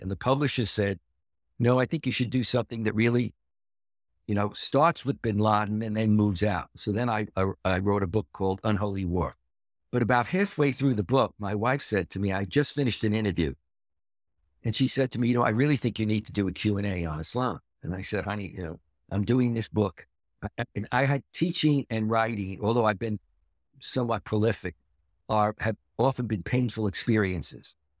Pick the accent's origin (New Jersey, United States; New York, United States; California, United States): New York, United States; New York City; I was born and raised in Brooklyn